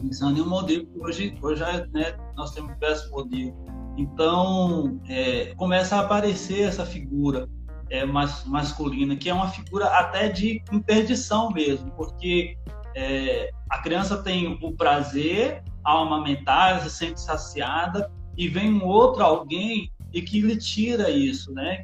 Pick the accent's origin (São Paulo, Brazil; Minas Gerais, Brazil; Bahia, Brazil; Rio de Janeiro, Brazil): Bahia, Brazil; Salvador; moved away as an adult; now in Campo Belo, Brazil; eu sou de Salvador, Bahia. Eu cresci lá, formei lá.